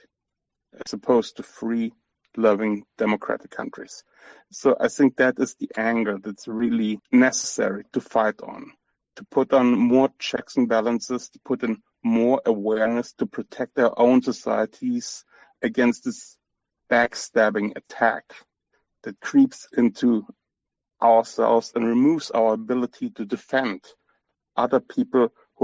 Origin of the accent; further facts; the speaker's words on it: Germany; I'm from Germany. I'm born, raised in Germany. My ancestry is all over Eastern Europe